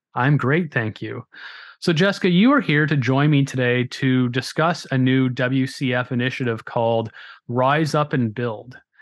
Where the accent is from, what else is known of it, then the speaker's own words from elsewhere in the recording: Grimsby, Ontario, Canada; accent: Canadian; I am from Southern Ontario in Canada. You can probably tell by the Canadian accent, A Uh, in a little town called Grimsby